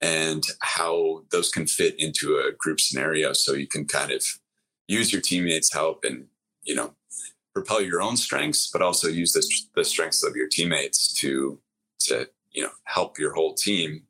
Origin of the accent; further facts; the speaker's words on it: Wisconsin, United States; I grew up in Wisconsin.